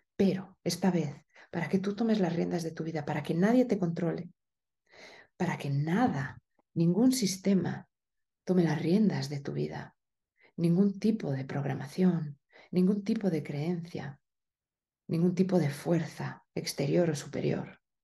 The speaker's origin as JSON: {"language": "Spanish", "country": "Spain", "also_born_or_lived": "Italy", "moved": "yes", "said": "en España hablamos como de una manera muy directa, pero también muy agresiva"}